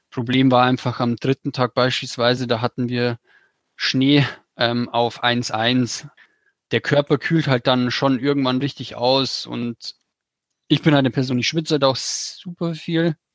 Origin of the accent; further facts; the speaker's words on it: Bavaria, Germany; Also ich komme aus dem Bayerischen Wald